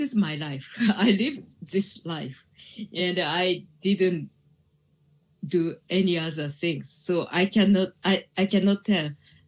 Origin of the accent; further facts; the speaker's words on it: Japan; English is a second language; I was born in Japan and I was grow up in here